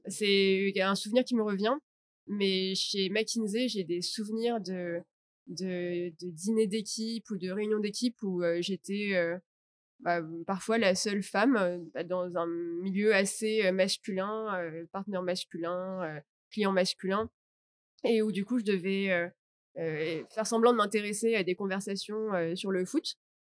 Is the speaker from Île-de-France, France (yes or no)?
yes; Paris, Île-de-France, France; moved away as an adult; now in Vietnam; je suis de Paris, donc je suis française.